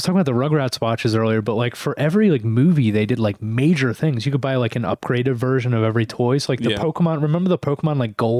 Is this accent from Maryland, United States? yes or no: yes; Belcamp, Maryland, United States; I grew up in Belcamp